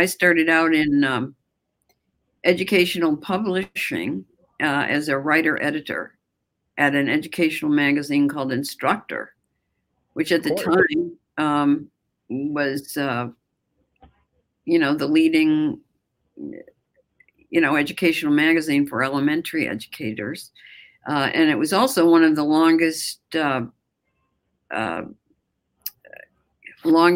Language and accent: English; Buffalo, New York, United States; moved away; also born or lived in all over the United States; I feel like a kind of an honorary Canadian since I grew up outside of Buffalo